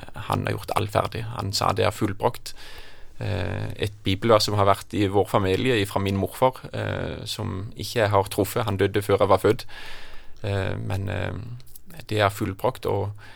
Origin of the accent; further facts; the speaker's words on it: Kristiansand, Agder, Norway; moved away; also born or lived in Jæren; Jeg hadde noen veldig gode år i oppveksten på Flekkerøy.